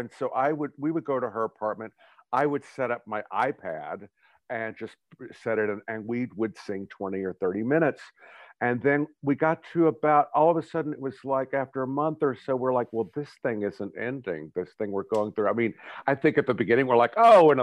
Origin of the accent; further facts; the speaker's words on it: Texas, United States; moved away as an adult; also born or lived in New York; We're both from Texas